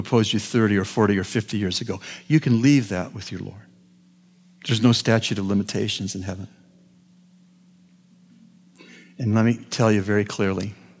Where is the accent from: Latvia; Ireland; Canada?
Canada; I'm a Canadian.